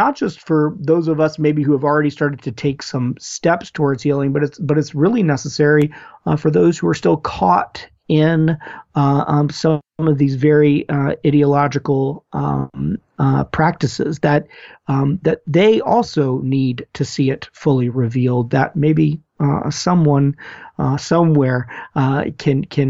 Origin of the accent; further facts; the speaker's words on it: United States; as Americans, but also as American Christians